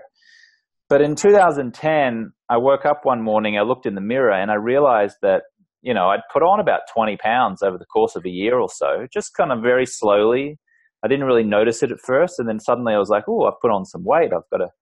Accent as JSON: {"language": "English", "country": "Australia", "tie": "born or raised there", "said": "I grew up in Australia, and the culture there is very much, you know, a drinking culture"}